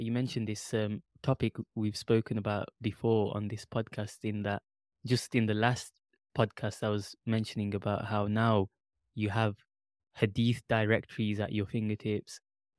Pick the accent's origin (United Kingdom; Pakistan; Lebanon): Pakistan; Yeah, I'm also Pakistani.